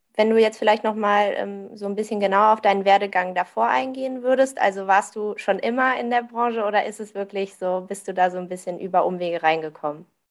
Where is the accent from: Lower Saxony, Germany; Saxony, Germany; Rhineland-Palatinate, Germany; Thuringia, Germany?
Rhineland-Palatinate, Germany; Vulkaneifel; ich komme auch so aus der Ecke Vulkaneifel